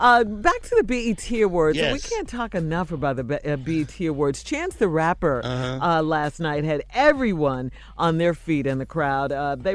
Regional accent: Chicago, Illinois, United States; his hometown, which happens to be my hometown as well.

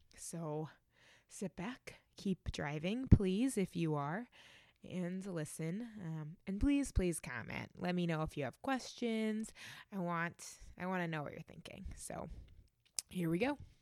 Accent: Reading, Massachusetts, United States; now in New Haven, United States; I grew up just outside of Boston in a town called Reading

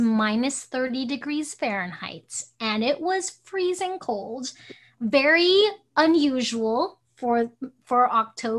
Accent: Hong Kong; now in Alaska, United States; I'm Chinese and I was born in Hong Kong

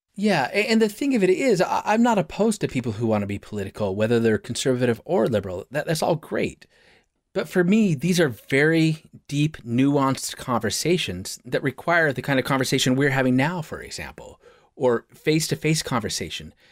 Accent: Portland, Oregon, United States; I, I'm from Portland, let's just be clear, I'm from Portland, and in Portland, we have a very specific way we think

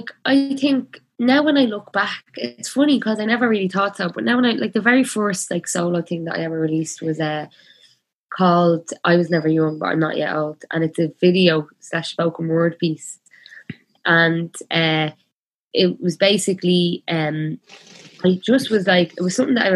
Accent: Belfast, Northern Ireland, United Kingdom; growing up in Belfast, like during the Troubles, like it's like, you know, that feeling of like being a 6-year-old and having such a weight of the world on your shoulders

